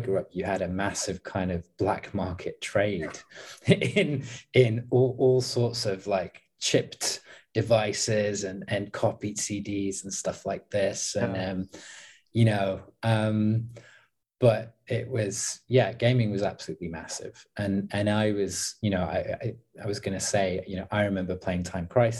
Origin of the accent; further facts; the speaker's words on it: Leicester, East Midlands, United Kingdom; moved away as an adult; also born or lived in south of England (university); I grew up in the Midlands. I grew up actually close to a city called Leicester, which is one of the gaming hubs in my country